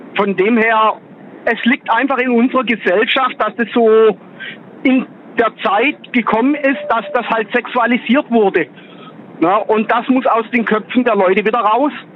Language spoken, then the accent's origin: German; Gladbeck, North Rhine-Westphalia, Germany; Aus Nordrhein-Westfalen, aus Gladbeck.